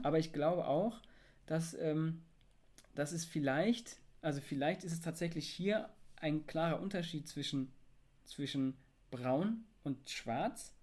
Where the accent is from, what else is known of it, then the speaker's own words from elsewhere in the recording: Germany; ich bin deutsch.